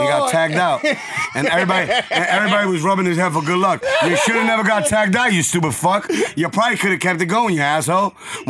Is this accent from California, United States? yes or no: no; New York City, New York, United States; I'm from the North Bronx, and where I'm from, there's Trinidadians, there's Jamaicans, there's everything.